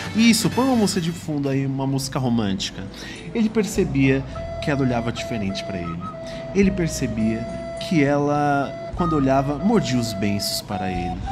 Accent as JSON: {"language": "Portuguese", "town": "Ferraz de Vasconcelos", "region": "São Paulo", "country": "Brazil", "said": "sou paulista, morador da cidade de Ferraz paulista. de Vasconcelos"}